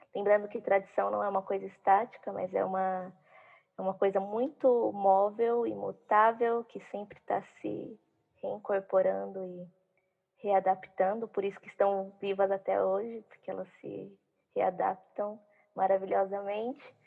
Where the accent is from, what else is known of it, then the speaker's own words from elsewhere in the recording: Várzea Paulista, São Paulo, Brazil; também sou de Várzea